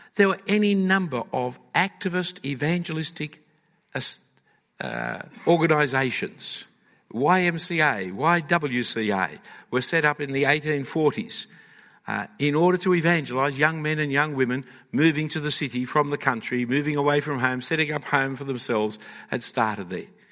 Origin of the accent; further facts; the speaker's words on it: Australia; as Australians, are one of the migrant nations.